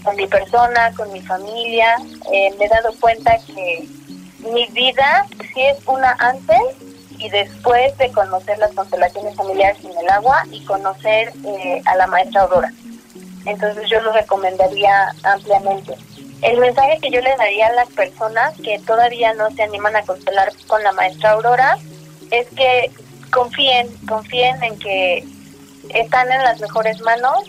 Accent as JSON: {"language": "Spanish", "region": "Mexico City", "country": "Mexico", "said": "soy de la Ciudad de México"}